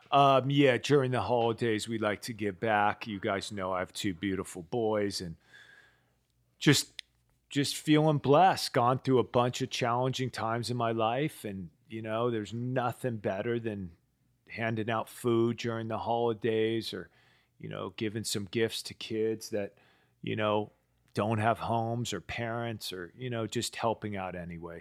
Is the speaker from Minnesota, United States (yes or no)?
no; East Palo Alto, California, United States; I grew up in East Palo Alto, um, you know, the, the hood